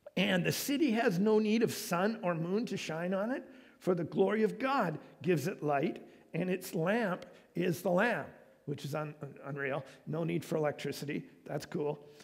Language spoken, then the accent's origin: English; Canada